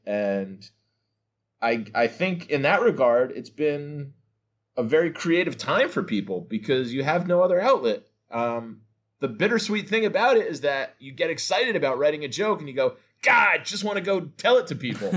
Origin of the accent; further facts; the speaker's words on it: North New Jersey, United States; I'm from North New Jersey anyway, so I live about, uh, forty-five minutes outside New York